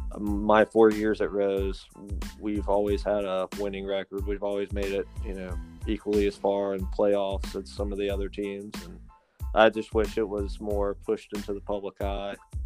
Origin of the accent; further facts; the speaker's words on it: Greenville, United States; growing up in Greenville, lacrosse is, you know, obviously, you know, not a very popular sport